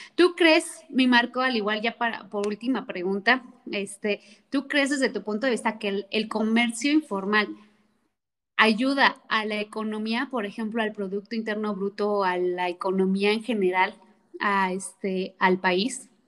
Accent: Mexico; como mexicanos

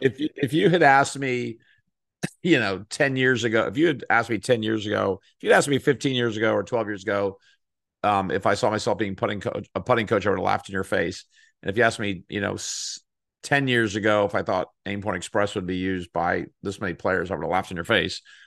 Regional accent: Texas, United States; I grew up in Texas

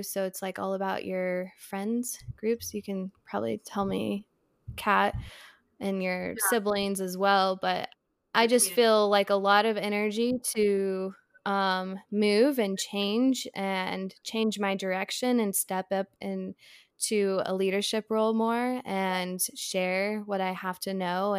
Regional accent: Idaho, United States; now in Asheville, United States; right now I'm in Asheville, North Carolina, and then I'm from Idaho

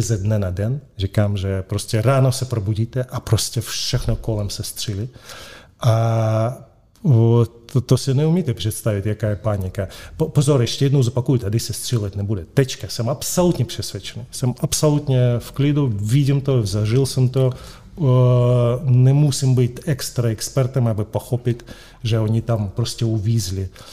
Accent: Moscow, Russia; accent: Russian; Czech is a second language; now in Prague, Czechia; sice jsem Španěl, ale s ruským příjmením, eh, rodák z Moskvy, s ruským eh, přízvukem

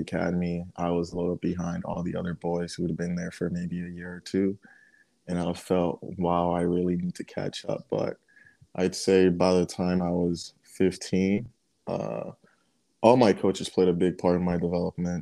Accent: Nigeria; now in United States; I'm still Nigerian at heart

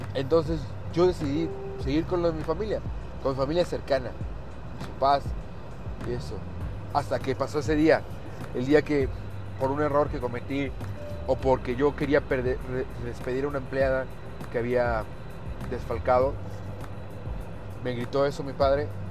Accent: Mexico; Los mexicanos, muchos de nosotros como mexicanos

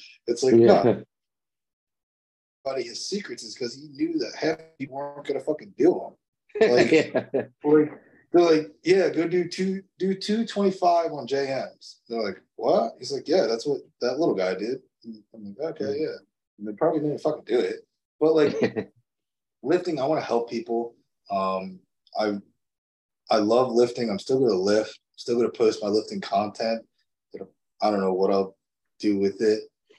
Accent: Toms River, New Jersey, United States; Because Tom's River in my hometown is like literally an hour and a half away.

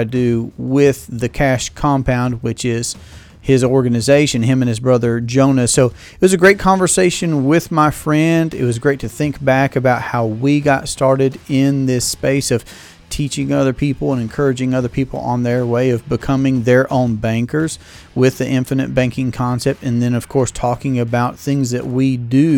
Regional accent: Tryon, North Carolina, United States; I'm from Tryon, North Carolina.

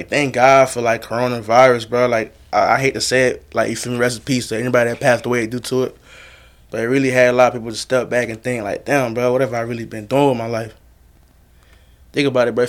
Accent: Cap-Haïtien, Nord, Haiti; now in United States; I'm from, like, the second capital of Haiti, so Cape Haitien, Okap

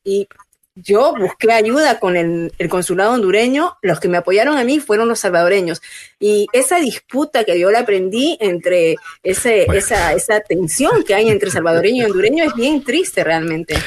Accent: Peru; tengo a mis, mis familias, amigos y peruanos

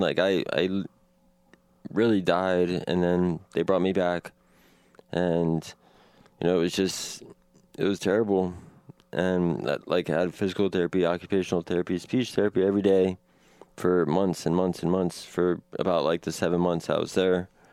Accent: Washington, District of Columbia, United States; now in Portland, United States; I was born in Northwest Washington, D C, on May tenth, nineteen eighty-four.

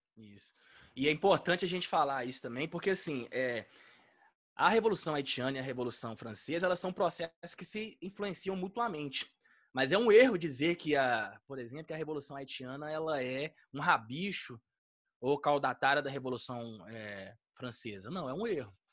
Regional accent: Minas Gerais, Brazil; eu sou mineiro

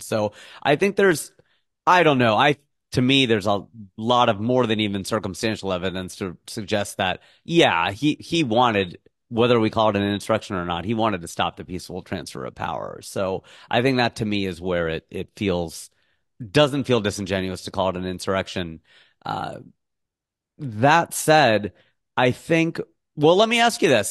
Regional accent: United States; as an American

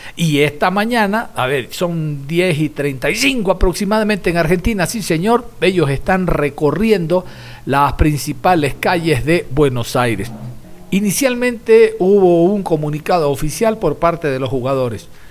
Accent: Ecuador

